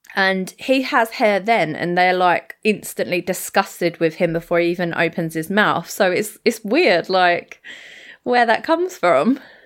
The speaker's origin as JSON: {"language": "English", "country": "United Kingdom", "said": "we're British"}